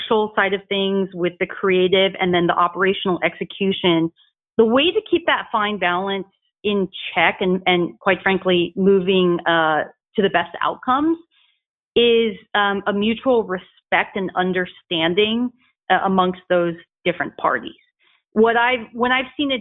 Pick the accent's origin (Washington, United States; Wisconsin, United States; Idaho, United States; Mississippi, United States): Idaho, United States; Boise; moved away as an adult; also born or lived in Nampa, Idaho / Los Angeles, California; I grew up in Idaho, in Boise, and also Nampa